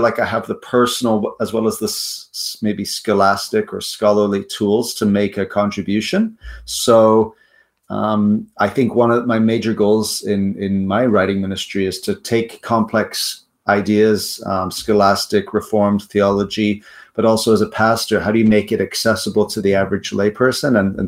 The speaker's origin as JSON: {"language": "English", "country": "South Africa", "also_born_or_lived": "United States / Netherlands", "lives_now": "Canada", "said": "Yeah, I hail from South Africa, but I've lived in Canada most of my life."}